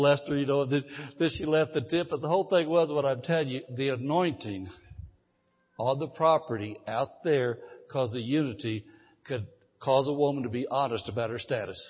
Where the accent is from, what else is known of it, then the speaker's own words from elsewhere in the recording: Midwest, United States; moved away as an adult; I grew up in the Midwest, lived in the Midwest for 54 years.